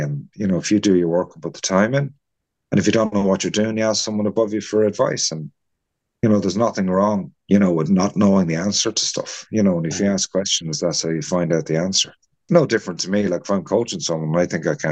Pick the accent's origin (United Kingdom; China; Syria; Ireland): Ireland; Kilkenny, Leinster; now in Baltray, Ireland; I'm originally from Kilkenny